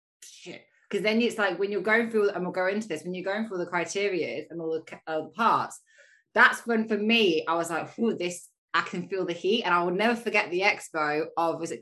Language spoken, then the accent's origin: English; Leeds, Yorkshire and the Humber, United Kingdom; moved away; my hometown